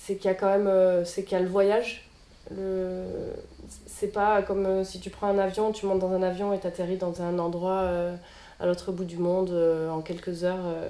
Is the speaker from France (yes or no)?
yes; Marseille, Provence-Alpes-Côte d'Azur, France; je suis une Marseillaise née à Marseille et grandie à Marseille